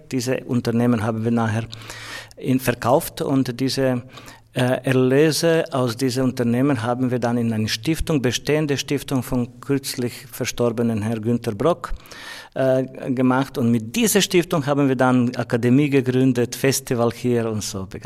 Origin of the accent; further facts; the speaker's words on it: Croatia; Also ich komme aus Kroatien und System war ein anderes.